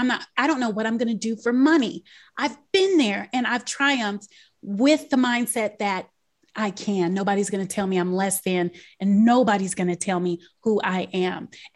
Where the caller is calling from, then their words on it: Maryland, United States; I'm joining you from Maryland, just outside of Washington, D.C.